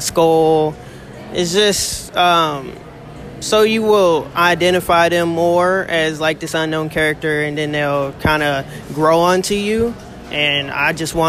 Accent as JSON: {"language": "English", "town": "Kansas City", "region": "Missouri", "country": "United States", "said": "I'm 21. I'm from Kansas City"}